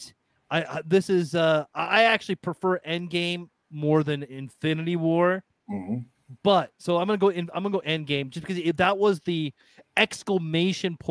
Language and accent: English; Iowa, United States; I'm from Iowa